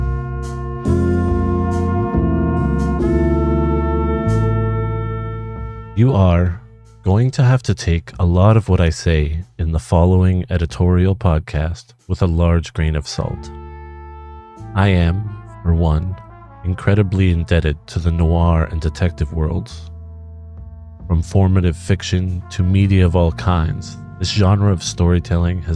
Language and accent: English; Vancouver, British Columbia, Canada; moved away; I would consider Vancouver, Canada as my hometown, even though I've spent plenty of time away from it